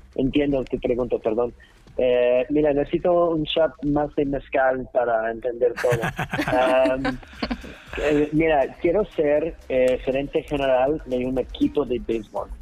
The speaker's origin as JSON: {"language": "Spanish", "region": "New York", "country": "United States", "also_born_or_lived": "Texas", "second_language": "Spanish", "moved": "as an adult", "lives_now": "Mexico City, Mexico", "said": "soy de Nueva York."}